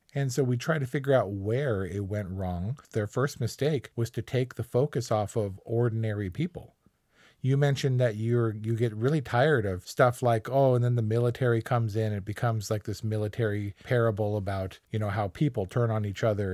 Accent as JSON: {"language": "English", "country": "United States"}